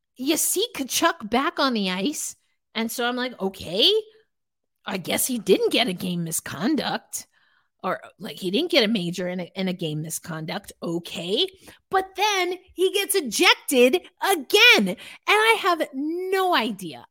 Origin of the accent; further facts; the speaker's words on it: New York, United States; growing up in New York